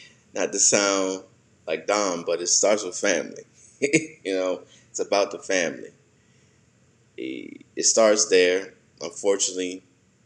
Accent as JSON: {"language": "English", "country": "United States"}